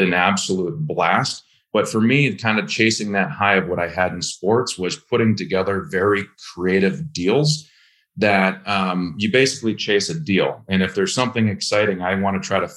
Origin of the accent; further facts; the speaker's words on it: Minnesota, United States; moved away as an adult; just moved to Minnesota and hopped into real estate